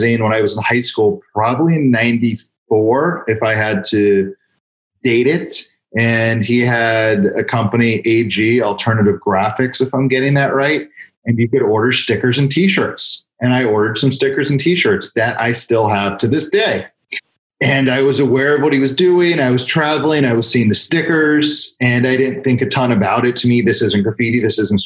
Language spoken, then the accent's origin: English; Bethesda, Maryland, United States; Growing up in Bethesda, Maryland, you know, a couple miles from the D.C. border, it was an awesome place to grow up